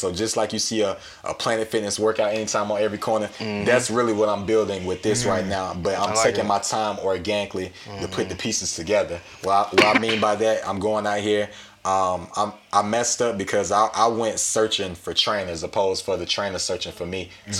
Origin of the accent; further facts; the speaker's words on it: Hampton, Georgia, United States; my hometown of Hampton